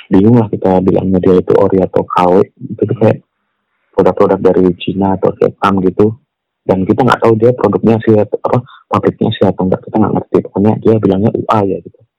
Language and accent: Indonesian; West Java, Indonesia; sama gue orang Sunda gue zaman